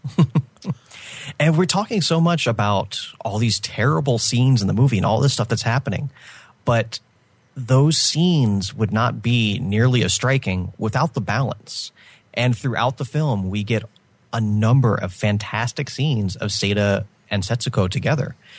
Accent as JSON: {"language": "English", "country": "United States", "said": "as an American"}